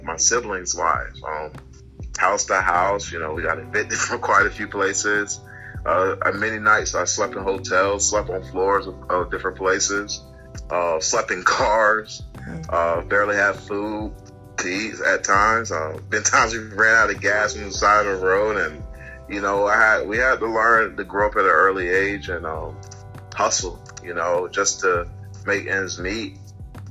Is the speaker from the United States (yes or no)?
yes; Virginia, United States; I'm originally from Virginia